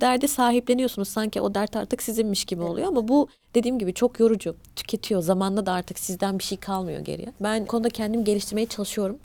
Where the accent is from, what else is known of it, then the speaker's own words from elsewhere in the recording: Turkey; also born or lived in Eskişehir / Black Sea Region (family origin); burada doğduk büyüdük biz. Ailem göç ederek gelmişler. Biz Karadenizliyiz.